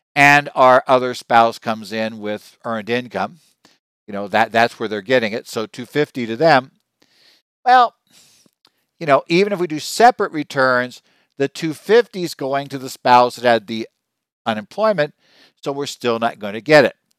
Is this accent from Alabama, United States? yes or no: no; Arizona, United States; my home state of Arizona